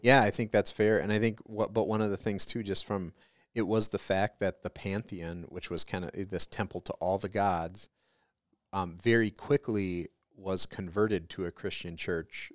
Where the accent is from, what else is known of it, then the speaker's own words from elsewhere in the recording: Detroit, Michigan, United States; I'm from Detroit